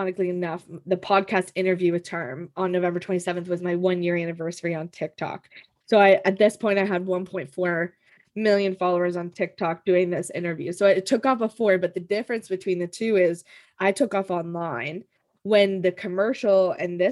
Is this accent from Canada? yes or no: yes; Canada; I'm Canadian